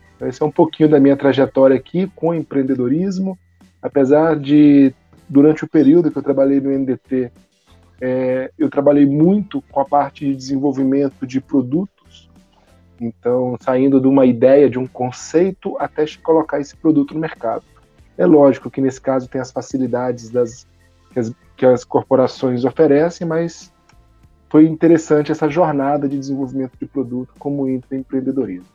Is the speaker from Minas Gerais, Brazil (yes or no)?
yes; Minas Gerais, Brazil; moved away as an adult; now in Manaus, Brazil; sou mineiro, nasci em Minas Gerais, sou formado na FMG, e em 2004 eu vim para Manaus